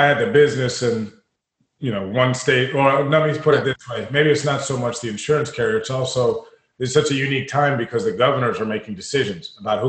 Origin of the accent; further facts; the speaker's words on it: Washington, District of Columbia, United States; I grew up in Washington, D.C. is where I'm born and from.